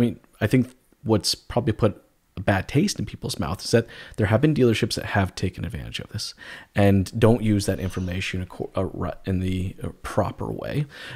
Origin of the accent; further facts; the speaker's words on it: United States; accent: Canadian; now in Canada; And, you know, I'm not originally from Canada. I'm originally from the States. I know a lot of people are surprised when I say that because I got such a Canadian accent.